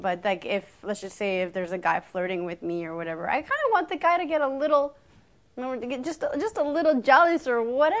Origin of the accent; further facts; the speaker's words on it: Canada; I was born in Canada.